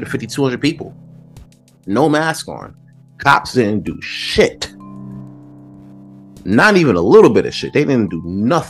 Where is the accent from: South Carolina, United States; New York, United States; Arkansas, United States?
New York, United States; New York City; I'm from Brooklyn